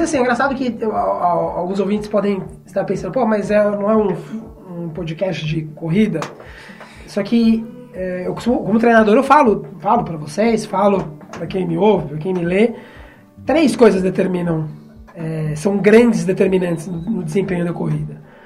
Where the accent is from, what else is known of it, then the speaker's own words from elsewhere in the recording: Brazil; eu sou brasileiro